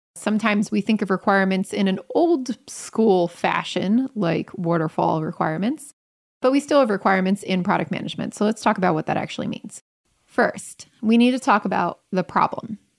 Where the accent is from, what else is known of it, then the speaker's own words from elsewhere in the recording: Germany; now in Hamburg, Germany; I'm A from Germany and B from a usability engineering background